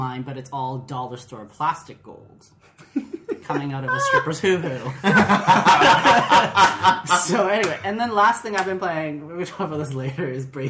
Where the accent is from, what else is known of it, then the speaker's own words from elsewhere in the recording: Canada; As a Canadian looking across the world.